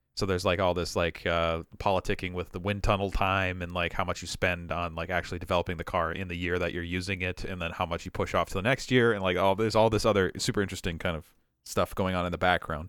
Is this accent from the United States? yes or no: yes; Superior, Wisconsin, United States; moved away; I grew up in Superior.